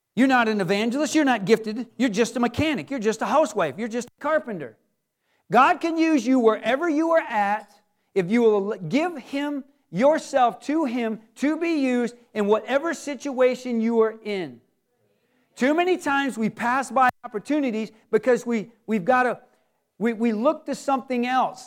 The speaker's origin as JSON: {"language": "English", "region": "Michigan", "country": "United States", "said": "we're from Michigan"}